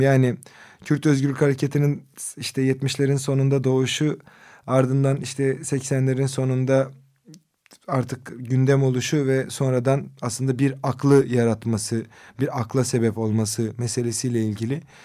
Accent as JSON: {"language": "Turkish", "town": "Kızıltepe", "region": "Mardin", "country": "Turkey", "tie": "born or raised there", "said": "Benim memleketim olan Kızıltepe'de"}